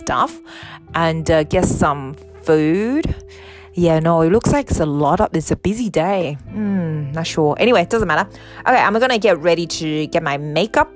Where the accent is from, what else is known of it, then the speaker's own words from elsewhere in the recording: Australia; I'm from Australia.